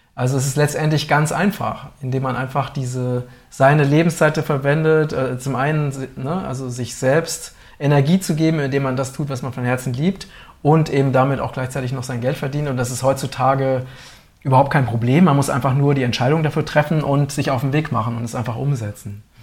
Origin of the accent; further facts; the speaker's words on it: Germany; als Deutsche